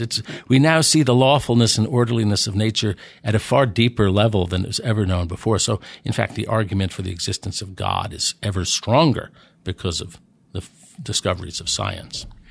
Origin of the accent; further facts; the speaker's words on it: New York City, New York, United States; moved away as an adult; also born or lived in New Jersey / Pennsylvania / Washington / Delaware; I grew up in New York City. I'm from Manhattan.